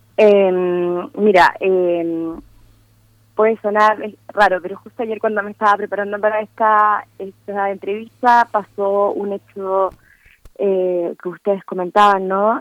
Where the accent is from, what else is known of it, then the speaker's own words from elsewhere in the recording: Chile; yo misma como, como chilena